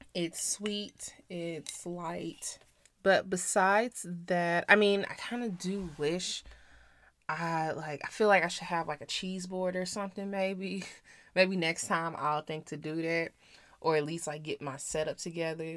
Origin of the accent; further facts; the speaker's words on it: St. Louis, Missouri, United States; moved away as an adult; now in Las Vegas, United States; I grew up in Saint Louis, went to college in Missouri